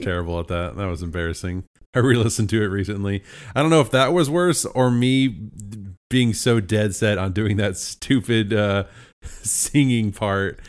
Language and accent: English; United States; as an American